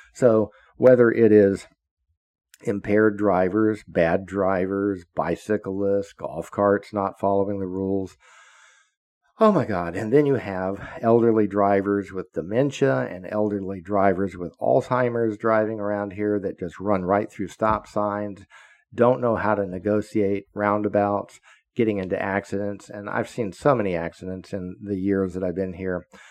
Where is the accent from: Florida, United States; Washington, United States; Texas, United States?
Florida, United States; I grew up in Florida, so I am a Floridian. I've lived here all my life, except when I was in the military and a Fed.